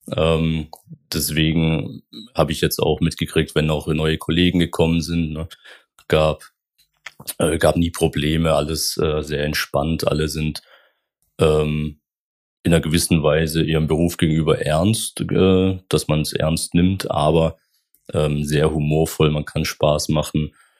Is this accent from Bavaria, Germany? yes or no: no; Baden-Württemberg, Germany; moved away as an adult; also born or lived in Rhineland; now in Koblenz, Germany; gebürtig ähm, bin ich aus Baden-Württemberg. Das ist so ungefähr, ähm, wo ich herkomme, zwischen Schwäbisch Alb und Bodensee. Ähm, sehr ländlich, aber sehr schön. Ähm, genau, das ist meine, meine Heimat, ähm, wo ich auch gelebt habe bis 2018